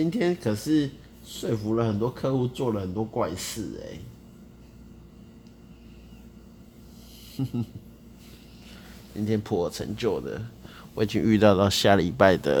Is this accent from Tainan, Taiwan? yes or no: yes; Tainan, Taiwan; 我台南人呐。